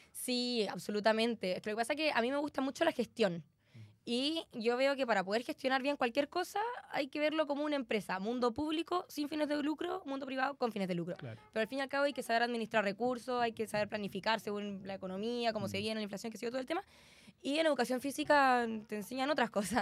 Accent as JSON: {"language": "Spanish", "town": "Concepción", "region": "Biobío", "country": "Chile", "said": "soy concejala, soy penquista"}